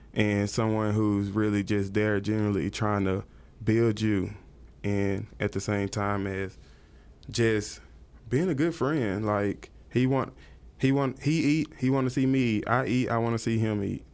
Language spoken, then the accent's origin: English; Tyler, Texas, United States; now in Dallas, United States; I'm originally from East Texas, Tyler, Texas